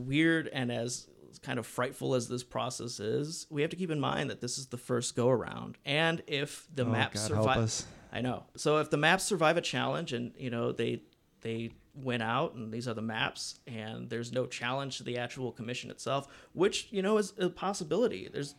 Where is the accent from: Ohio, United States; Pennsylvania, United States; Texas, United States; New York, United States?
Ohio, United States; Cleveland; also born or lived in Akron; I'm from Cleveland, unfortunately.